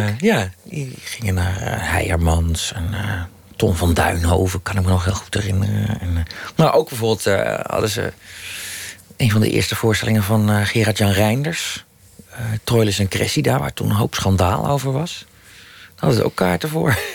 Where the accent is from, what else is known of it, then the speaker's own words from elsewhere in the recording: Utrecht, Netherlands; toen ik in Utrecht woonde, een jaar vijf, zes was